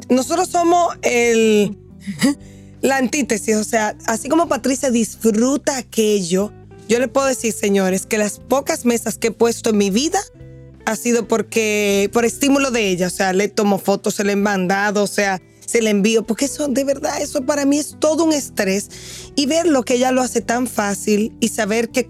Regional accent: Dominican Republic; has dicho algo que para mí, como dominicana, de verdad, yo pienso que nos cuesta un poquito, que es el ser organizado y planificar.

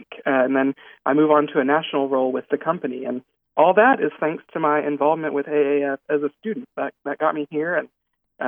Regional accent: Jonesboro, Arkansas, United States; my hometown of Jonesboro, Arkansas

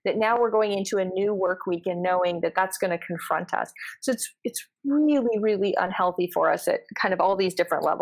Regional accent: Canada; I'm Canadian

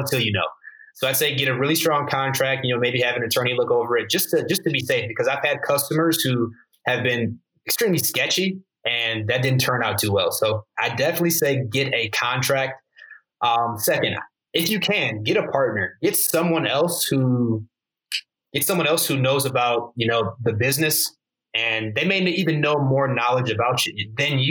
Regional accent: Michigan, United States; I grew up in Michigan.

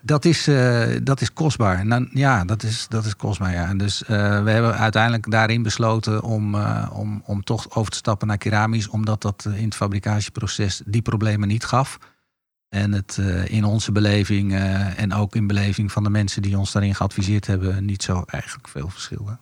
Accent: Netherlands; We zijn Nederlanders, er zitten Italiaanse invloeden in.

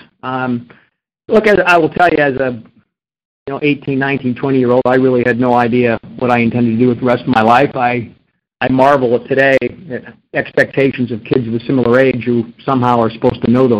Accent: Flint, Michigan, United States; I was born and raised in Flint, Michigan

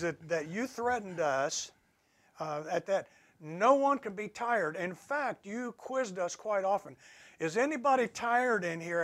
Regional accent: Ohio, United States; my hometown in Ohio

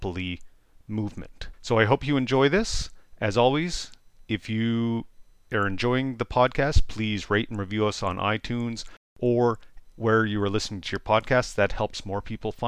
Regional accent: Amherst, Nova Scotia, Canada; my hometown, Amherst, Nova Scotia, from when I left after high school and to when I moved back with my family

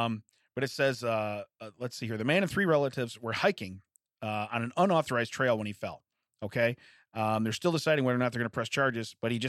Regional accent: Baltimore, Maryland, United States; Yeah, well, I'm from Baltimore, so it doesn't apply to me.

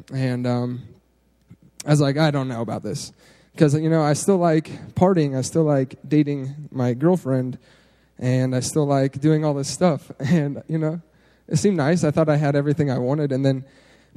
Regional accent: Steamboat Springs, Colorado, United States; I grew up in Steamboat Springs, Colorado.

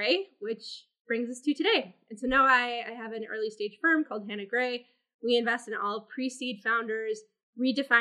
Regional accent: Minnesota, United States; moved away as an adult; now in New York, United States; grew up in Minnesota, which you only really hear when I say I'm from Minnesota

